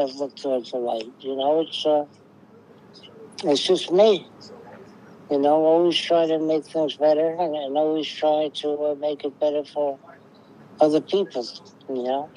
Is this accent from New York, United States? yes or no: yes; New York City, New York, United States; I come from Bay Parkway. Right. In Bensonhurst